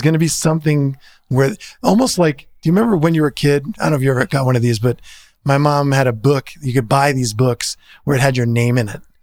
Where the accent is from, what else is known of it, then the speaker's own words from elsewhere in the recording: New Jersey, United States; I'm from New Jersey